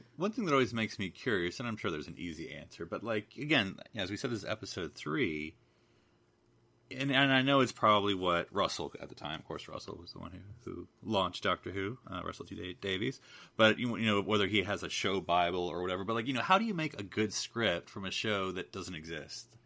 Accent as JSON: {"language": "English", "country": "United Kingdom", "said": "I'm just a British"}